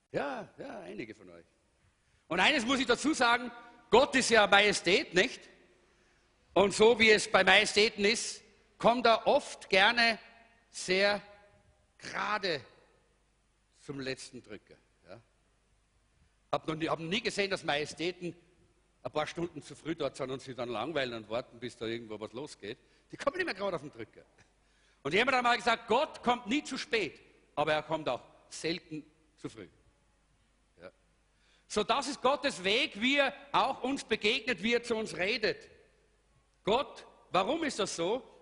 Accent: Salzburg, Austria; also born or lived in Styria; Eigentlich komme ich aus Salzburg, aber wenn man mal in der Steiermark war, hat man ein bisschen einen grünen Touch.

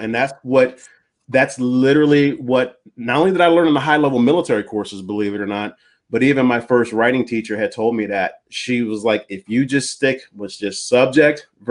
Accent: East Coast, United States; now in California, United States; I'm from the East Coast.

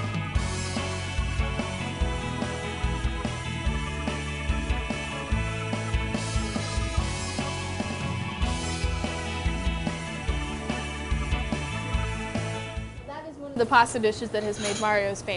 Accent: the South, United States; I'm from the South

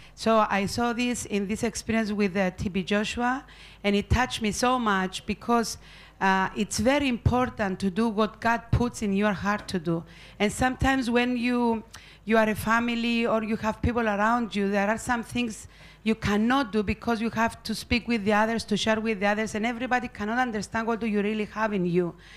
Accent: Cyprus; I am from Cyprus

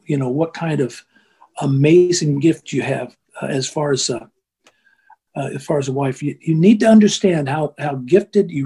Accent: United States; I'm an American

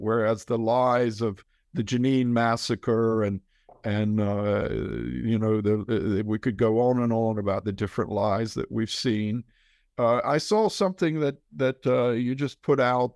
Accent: Outer Banks, North Carolina, United States; moved away as an adult; now in Israel; I grew up surfing on the Outer Banks of North Carolina

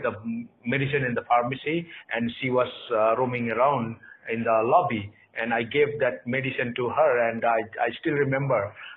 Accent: Nepal; also born or lived in Kathmandu, Nepal; we are from Nepal, and we live in Kathmandu, Nepal.

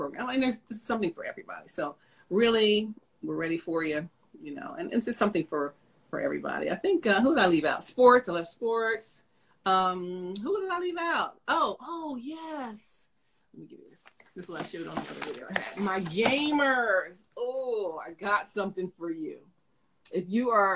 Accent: Philadelphia, Pennsylvania, United States; we're from Philly

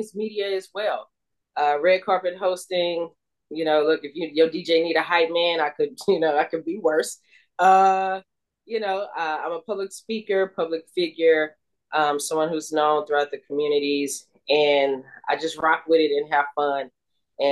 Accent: Houston, Texas, United States; I grew up in Third Ward.

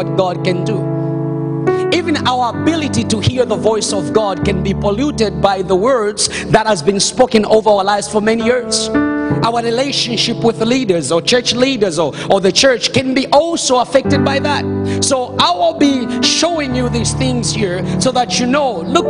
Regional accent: Zambia; now in Canada; I was born in Zambia

